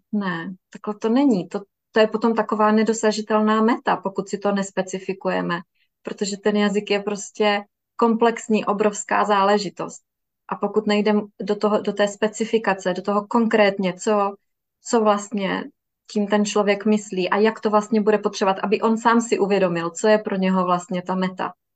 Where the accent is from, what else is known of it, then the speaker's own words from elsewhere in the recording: Miroslav, South Moravian Region, Czechia; Pocházíme ze stejného města, z Miroslavy, na Jižní Moravě.